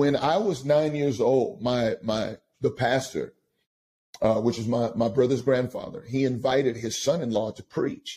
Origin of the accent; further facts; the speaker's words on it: Austin, Texas, United States; now in Pasadena, United States; I'm from Austin, Texas. I'm a Longhorn, and so that's where I'm from. I grew up, unfortunately, I grew up typically in a broken home.